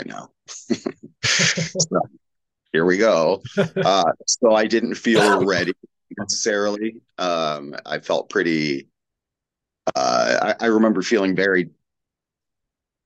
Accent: Portland, Oregon, United States; I grew up in Portland, Oregon, which I still live in.

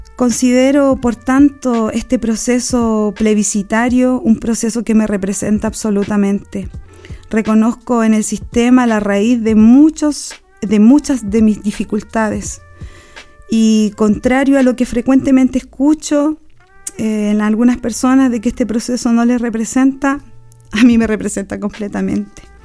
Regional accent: Chile; Nací en la Sol de Septiembre, en la población Sol de Septiembre

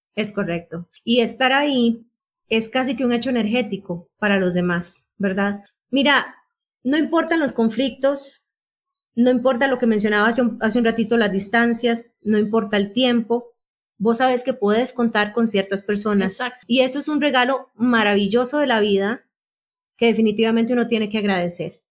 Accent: Panama City, Panama; nací el 31 de marzo de 1977 en Ciudad de Panamá

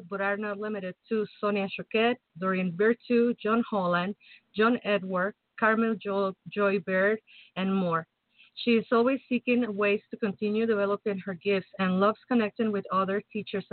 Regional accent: Mexico City, Mexico; now in Chicago, United States; I'm from Mexico City. I'm basically from the tropics

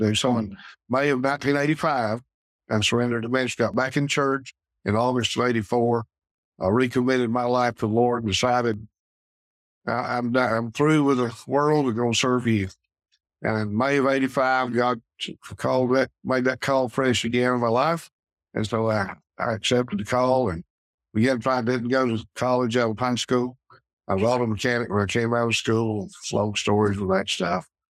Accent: Pickens, South Carolina, United States; in church I grew up in Mountain Grove Baptist up above Pickens

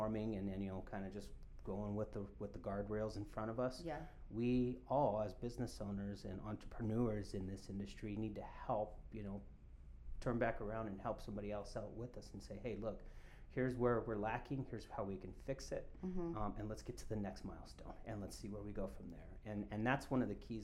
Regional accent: Colorado, United States; I'm born and raised in Colorado

